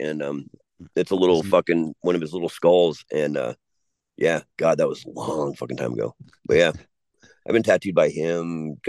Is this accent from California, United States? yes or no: yes; California, United States; When I was younger, okay, growing up, like where I grew up in Southern California.